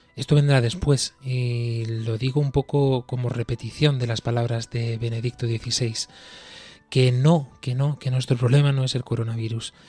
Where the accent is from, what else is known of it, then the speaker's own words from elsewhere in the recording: Spain; nosotros aquí, desde España